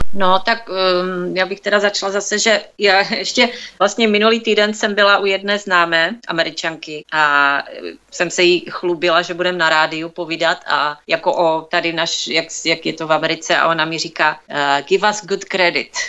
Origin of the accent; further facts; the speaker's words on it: Czechia; accent: Czech; moved away as an adult; now in United States; bostonský akcent, ale ten já nemám, já mám pořád ten český